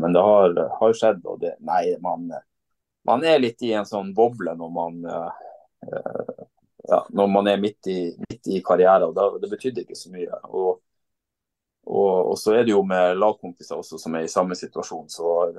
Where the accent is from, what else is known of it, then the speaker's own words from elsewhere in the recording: Vadsø, Troms og Finnmark, Norway; hjemme i Vadsø